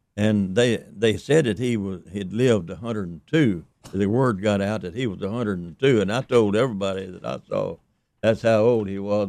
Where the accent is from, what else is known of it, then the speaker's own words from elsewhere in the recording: Mississippi, United States; also born or lived in East Carroll Parish, Louisiana; I grew up actually in Mississippi with the Jacksons